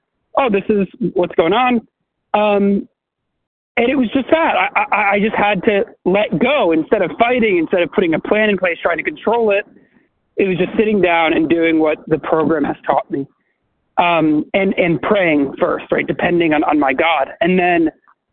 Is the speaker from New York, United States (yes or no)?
yes; New York, United States; I was raised in New York.